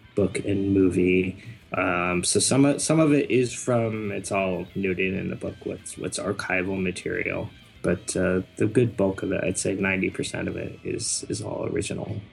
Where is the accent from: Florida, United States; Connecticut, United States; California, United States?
Connecticut, United States; now in Brooklyn, United States; Connecticut originally, and now I'm in Brooklyn, New York.